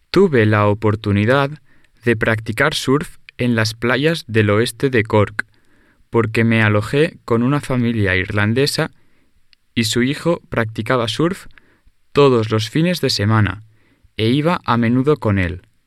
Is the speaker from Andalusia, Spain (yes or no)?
yes; Carmona, Andalusia, Spain; Yo soy de un pueblo pequeño en Andalucía, que se llama Carmona.